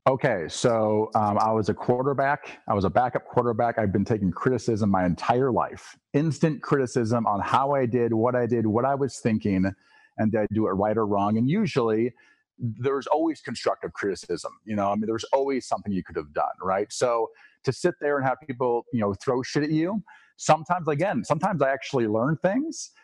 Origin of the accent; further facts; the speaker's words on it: Eastern Iowa, United States; I grew up in Eastern Iowa, which is definitely more purple